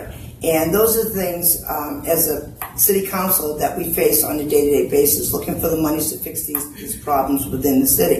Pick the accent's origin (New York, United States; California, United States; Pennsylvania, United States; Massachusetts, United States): Massachusetts, United States; New Bedford; I did grow up in New Bedford. I grew up in Blue Meadows Projects